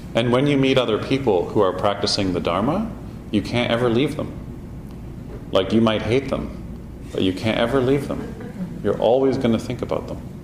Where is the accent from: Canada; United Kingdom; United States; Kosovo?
Canada; we're Canadian